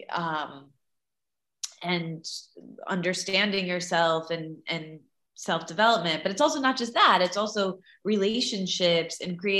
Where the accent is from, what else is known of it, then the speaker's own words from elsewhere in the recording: Midwest, United States; I grew up in the Midwest and my family owned fast food chains